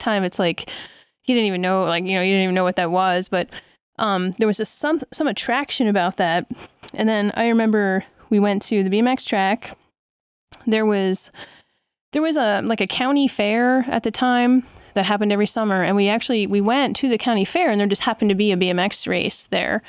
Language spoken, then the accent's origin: English; Lehigh Valley, Pennsylvania, United States; moved away as an adult; now in Colorado, United States; I grew up in the Lehigh Valley of Pennsylvania, which is in eastern Pennsylvania, um, about an hour and a half north of Philadelphia.